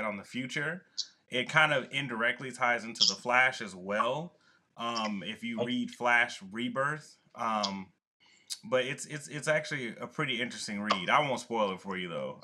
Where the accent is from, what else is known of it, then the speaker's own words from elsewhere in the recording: Atlanta, Georgia, United States; also born or lived in El Paso, Texas; now in Alaska, United States; I'm from Atlanta, so I usually, I'm East Coast, and then I've lived in El Paso